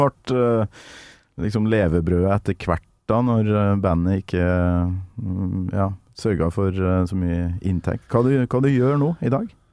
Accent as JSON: {"language": "Norwegian", "country": "Norway", "said": "på Kolverøy, der jeg kommer fra"}